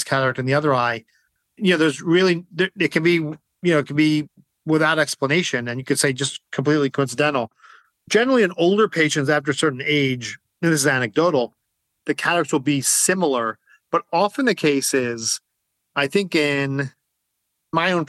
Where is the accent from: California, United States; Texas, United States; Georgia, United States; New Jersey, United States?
New Jersey, United States; also born or lived in Maryland; I live in New Jersey. I grew up in New Jersey.